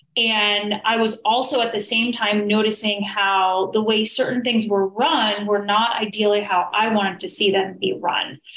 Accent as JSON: {"language": "English", "region": "New York", "country": "United States", "said": "I'm originally from New York"}